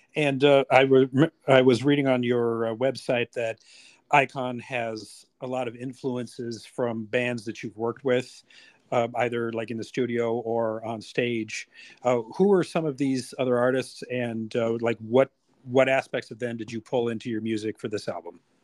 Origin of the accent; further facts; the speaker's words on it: United States; I'm American